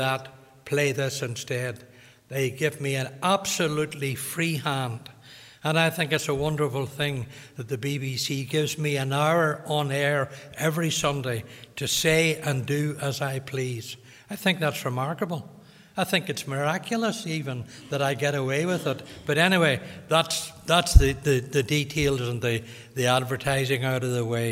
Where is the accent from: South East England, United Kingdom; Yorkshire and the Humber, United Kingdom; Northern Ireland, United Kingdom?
Northern Ireland, United Kingdom; Limavady; I'm from Limavady